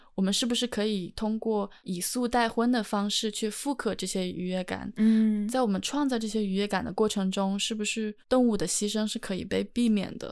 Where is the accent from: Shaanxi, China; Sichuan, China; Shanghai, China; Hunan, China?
Hunan, China; 比如说像我的家乡，呃，在湖南，有一道特别就是可能不会被 很多人接受的菜，就是，呃，我们会吃蛇